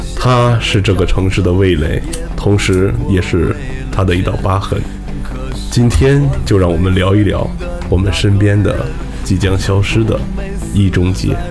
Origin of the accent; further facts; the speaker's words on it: Xingtai, Hebei, China; 我小的时候在我们的那个现在叫桥西区第一菜市场，原来在南小旺那边儿啊，有一个张师傅刀削面，我从小就吃